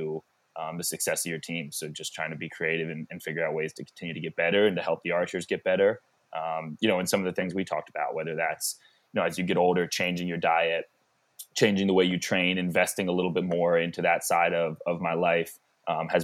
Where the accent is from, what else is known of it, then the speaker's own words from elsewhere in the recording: Georgia, United States; moved away; I grew up in Georgia football culture